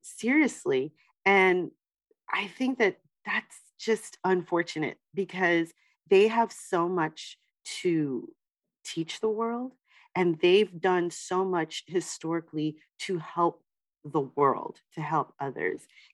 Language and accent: English; New York, United States; I grew up in New York, and I grew up in New York really in the 80s